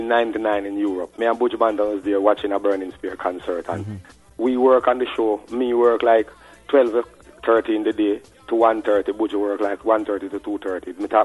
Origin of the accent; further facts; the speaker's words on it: Jamaica; We were brought up as warriors in Jamaica. Tough. You understand? We come from the Stone Street culture, where we don't learn to back down.